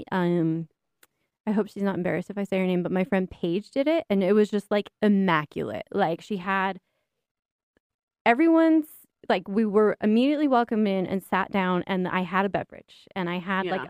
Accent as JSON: {"language": "English", "region": "Utah", "country": "United States", "said": "It's confusing to me someone from Utah."}